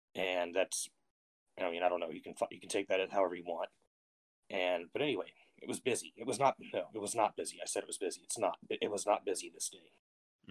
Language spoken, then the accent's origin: English; Austin, Texas, United States; I'm from the Austin area, Texas